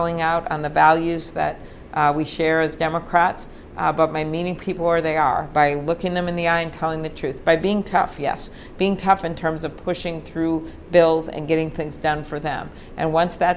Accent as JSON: {"language": "English", "region": "Midwest", "country": "United States", "also_born_or_lived": "Minnesota", "said": "So I am from the Midwest."}